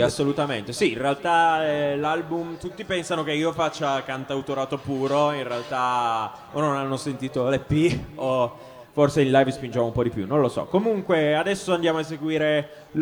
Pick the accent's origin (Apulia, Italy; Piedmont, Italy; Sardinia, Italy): Piedmont, Italy; Cuneo; moved away as an adult; now in Bologna, Italy; io in realtà sono di Cuneo, sono piemontese